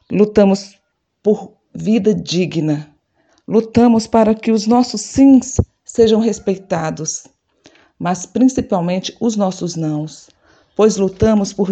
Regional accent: Fortaleza, Ceará, Brazil; mulher negra de Fortaleza, no Ceará.

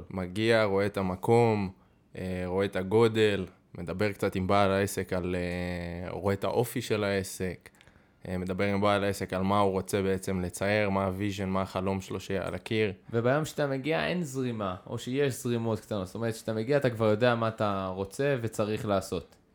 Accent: Safed, Northern District, Israel; moved away; במקור מצפת הרחוקה. צפת? אתה צפתי? אני צפתי יקר

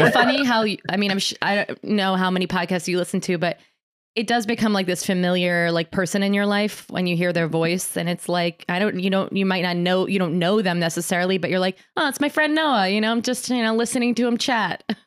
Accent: Ulster County, upstate New York, United States; I grew up in Ulster County

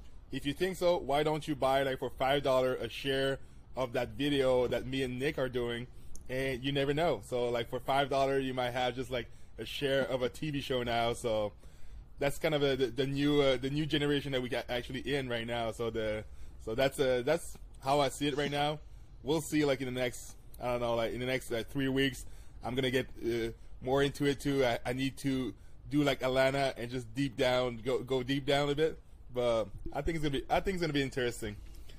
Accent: Quebec City, Quebec, Canada; I'm from Quebec City, like, Canada, so I'm, like, in the capital of the world, actually, of hockey, going hockey outside.

